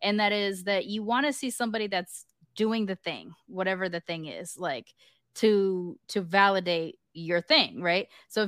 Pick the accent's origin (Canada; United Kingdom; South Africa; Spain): United Kingdom; I view it like almost like the first time it happened to me, because I am British, I had this image of like knighting a person, like I dub you a mix